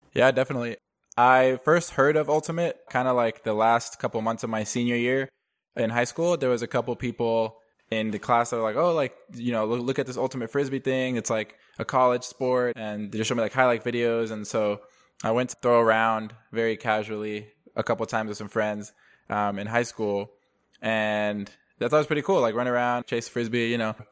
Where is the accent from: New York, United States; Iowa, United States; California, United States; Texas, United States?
Texas, United States; Dallas; also born or lived in Denver, Colorado; I was born in Denver, but I grew up in, outside of Dallas ever since, uh, first grade